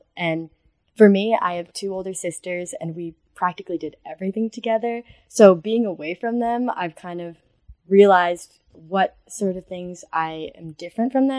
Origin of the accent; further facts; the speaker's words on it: Connecticut, United States; moved away as an adult; I'm from Connecticut, so I'm very far away